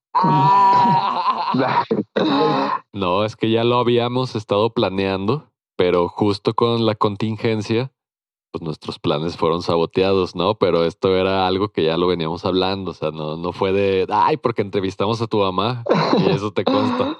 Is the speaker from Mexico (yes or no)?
yes; Mexico; como mexicanos